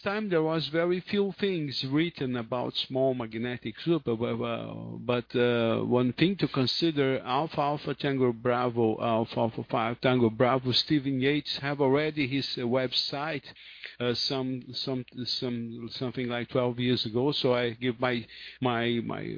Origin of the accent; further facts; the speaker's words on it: Rio de Janeiro, Brazil; English is a second language; I'm from Rio de Janeiro